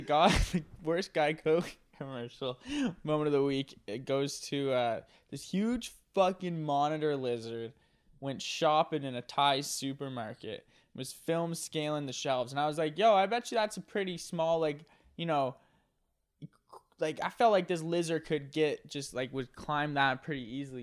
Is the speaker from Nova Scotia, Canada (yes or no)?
yes; Nova Scotia, Canada; I'm from Nova Scotia